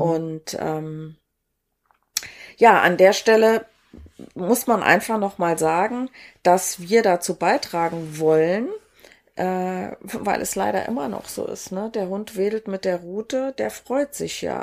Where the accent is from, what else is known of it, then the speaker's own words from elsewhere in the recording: Saarland, Germany; moved away; ich bin ja ursprünglich aus dem Saarland und da heißt es alle hopp